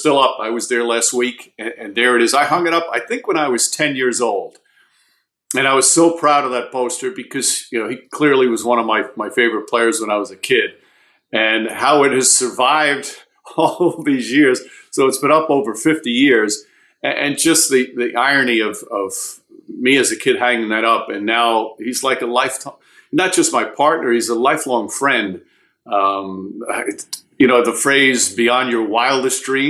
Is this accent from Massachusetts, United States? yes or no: no; New York, United States; I grew up in New York